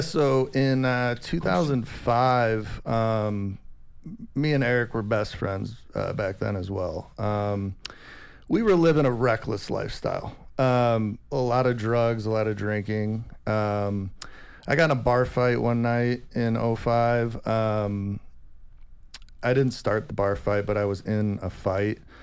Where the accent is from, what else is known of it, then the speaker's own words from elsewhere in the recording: Rockford, Illinois, United States; moved away as an adult; also born or lived in San Diego, California; we grew up in Rockford, Illinois together.